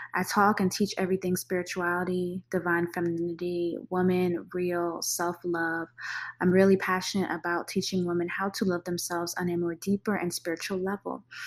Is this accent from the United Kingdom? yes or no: no; Jamaica; I'm Caribbean, I'm Jamaican.